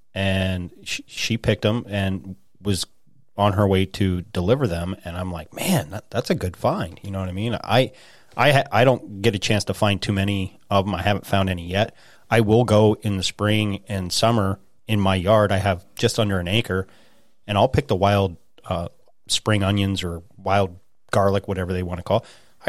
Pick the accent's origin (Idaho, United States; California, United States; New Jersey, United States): Idaho, United States; now in Pennsylvania, United States; I've been in the woods since I was a little kid, you know, growing up in Idaho and moving out here.